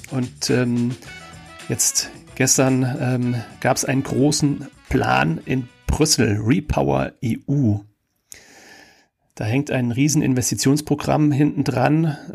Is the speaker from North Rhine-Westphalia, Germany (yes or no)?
no; Kaiserslautern, Rhineland-Palatinate, Germany; unter anderem in meiner Heimatstadt Kaiserslautern